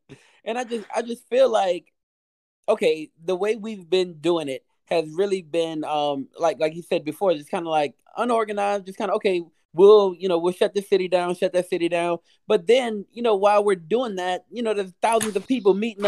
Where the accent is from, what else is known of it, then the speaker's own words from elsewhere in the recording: Louisiana, United States; moved away; I'm from Louisiana